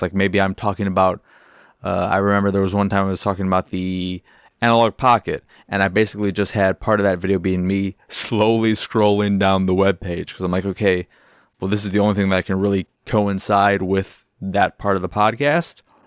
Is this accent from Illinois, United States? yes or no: yes; Chicago, Illinois, United States; I am from Chicago.